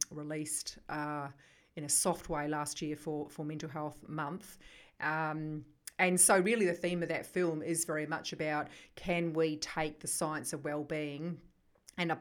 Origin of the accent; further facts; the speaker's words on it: New Zealand; accent: New Zealand; moved away as an adult; now in Melbourne, Australia; I come originally from New Zealand. I still have that accent despite having been in Melbourne now for 23 years. I grew up on a farm in New Zealand.